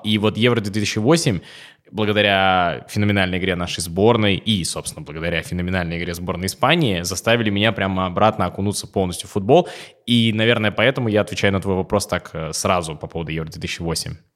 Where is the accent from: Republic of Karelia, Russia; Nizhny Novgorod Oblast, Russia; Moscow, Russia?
Nizhny Novgorod Oblast, Russia; Dzerzhinsk; я из Дзержинска, это Нижегородская область